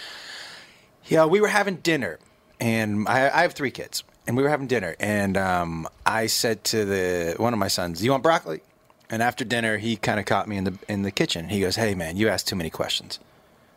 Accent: Massachusetts, United States; moved away as an adult; also born or lived in Texas / Seattle / Los Angeles; I'm from Massachusetts

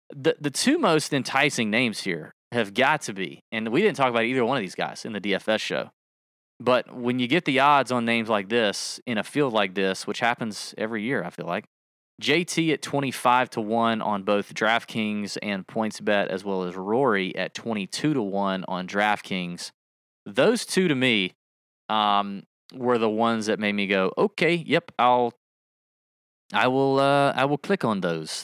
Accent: Georgia, United States; I'm from Georgia

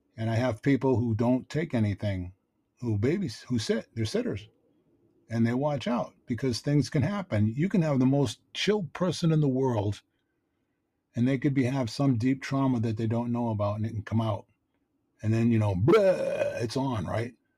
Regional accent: Boston, Massachusetts, United States; I grew up in Dorchester. It's a tough neighborhood in Boston

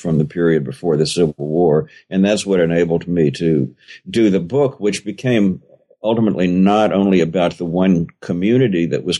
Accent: Richmond, Virginia, United States; I was born in Richmond, Virginia, and grew up there in the 50s and 60s, which is the exact period during which legally mandated segregation was starting to break down. So I was born into a quite rigidly segregated society as a white Southerner.

